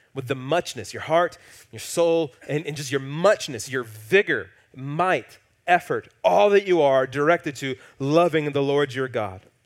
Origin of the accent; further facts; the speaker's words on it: the Bible Belt, United States; growing up in the Bible Belt